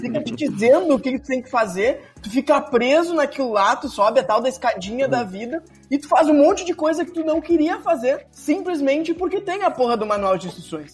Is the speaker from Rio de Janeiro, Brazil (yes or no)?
no; São Jerônimo, Rio Grande do Sul, Brazil; also born or lived in Porto Alegre; now in São Paulo, Brazil; Eu nasci em São Jerônimo, fui a Porto Alegre, hoje estou, hoje eu moro em São Paulo